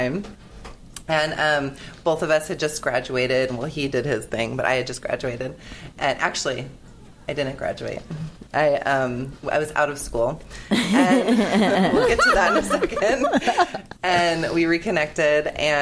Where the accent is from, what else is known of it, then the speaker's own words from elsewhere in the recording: San Diego, California, United States; I'm from San Diego, and my husband and I have had a construction company for 20 years